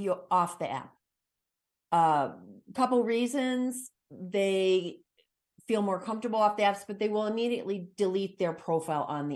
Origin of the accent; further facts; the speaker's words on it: United States; as an American